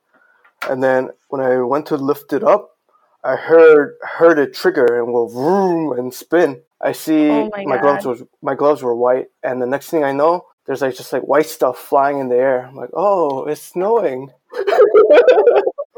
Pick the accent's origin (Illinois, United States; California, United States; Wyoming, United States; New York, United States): New York, United States; New York City; also born or lived in Korea; I was born in Manhattan.